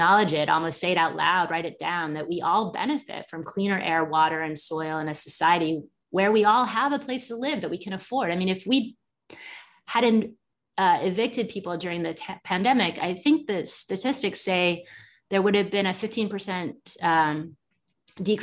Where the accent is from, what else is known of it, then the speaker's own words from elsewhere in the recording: England, United Kingdom; now in United States; growing up in England and then coming to the United States